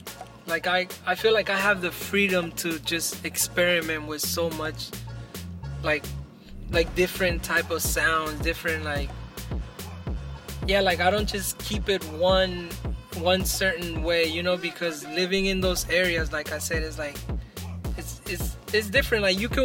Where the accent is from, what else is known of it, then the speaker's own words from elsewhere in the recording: San Francisco, California, United States; I'm from San Francisco, and I, like, see that, and it makes me sad, bro